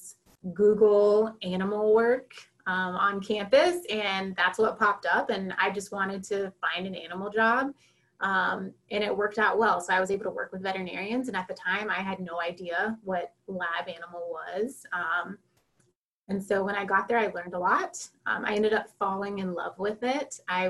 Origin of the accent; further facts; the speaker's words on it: North Carolina, United States; I'm from North Carolina.